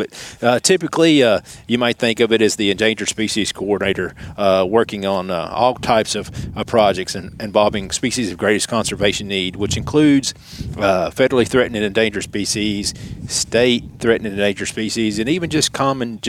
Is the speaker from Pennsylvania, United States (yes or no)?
no; Nashville, Tennessee, United States; also born or lived in Clarksville, Tennessee; I was born in Clarksville, Tennessee, and then moved to Nashville, grew up in Hermitage on the east side of Nashville